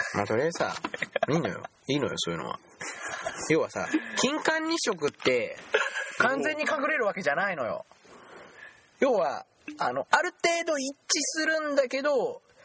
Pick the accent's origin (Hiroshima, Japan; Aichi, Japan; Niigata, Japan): Aichi, Japan; 僕ら愛知県民